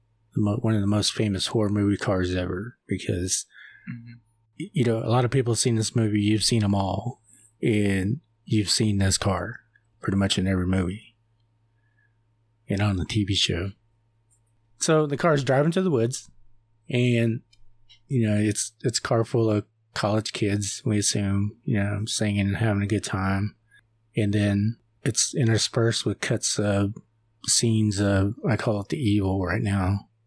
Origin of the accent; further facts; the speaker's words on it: Oklahoma, United States; you know, I'm from Oklahoma, so you see a lot of these little bridges.